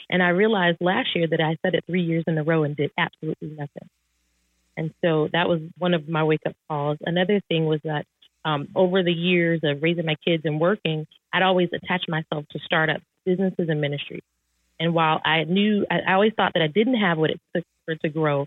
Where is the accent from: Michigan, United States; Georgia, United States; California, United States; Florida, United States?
Michigan, United States; Detroit; I grew up in Detroit, Michigan